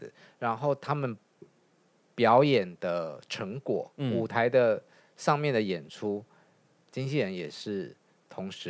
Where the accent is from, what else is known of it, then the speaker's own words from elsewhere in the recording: Taiwan; 这就是我们台湾人角度嘛。